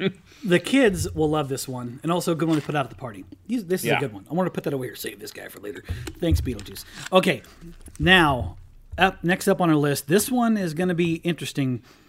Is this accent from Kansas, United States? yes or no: yes; Kansas, United States; I grew up in Kansas